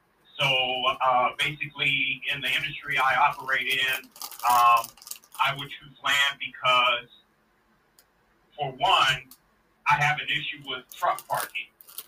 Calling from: Kansas City, Missouri, United States; Yes, … … from Kansas City, Missouri.

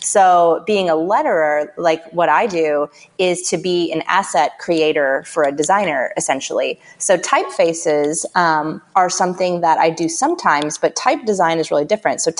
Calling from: San Francisco, California, United States; I am calling from my office in San Francisco.

